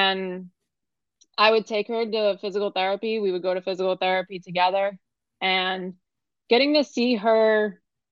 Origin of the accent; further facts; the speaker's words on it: New York, United States; moved away as an adult; now in Fort Lauderdale, United States; I'm originally from New York. I came down here 6 years ago.